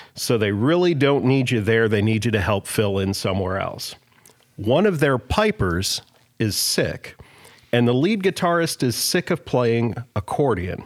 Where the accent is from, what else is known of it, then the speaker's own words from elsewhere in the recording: Toledo, Ohio, United States; I am from Polish Toledo